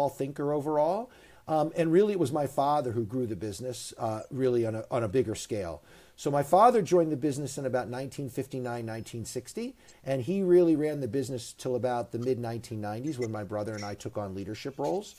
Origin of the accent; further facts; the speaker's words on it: Northeastern Pennsylvania, United States; I'm from Northeastern Pennsylvania